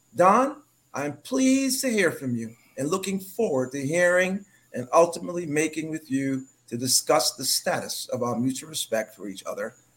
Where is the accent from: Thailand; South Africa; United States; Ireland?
United States; New York City, New York; moved away as an adult; also born or lived in Harlem; now in British Virgin Islands; I was born and raised in New York